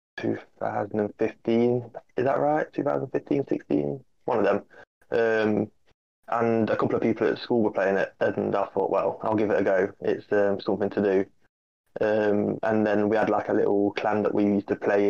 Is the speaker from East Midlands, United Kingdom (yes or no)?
yes; Derby, East Midlands, United Kingdom; I'm from Derby